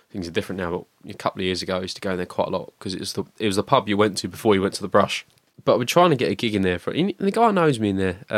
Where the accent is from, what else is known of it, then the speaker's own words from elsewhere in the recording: Rayleigh, East of England, United Kingdom; I live in Rayleigh. I, have grew up in Rayleigh.